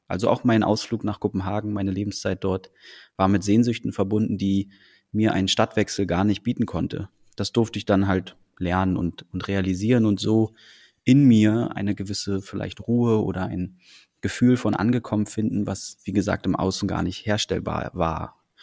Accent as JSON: {"language": "German", "region": "Berlin", "country": "Germany", "tie": "born or raised there", "also_born_or_lived": "Copenhagen, Denmark", "said": "nicht als Däne geboren, aber als in Deutschland, in Berlin groß geworden zu sein"}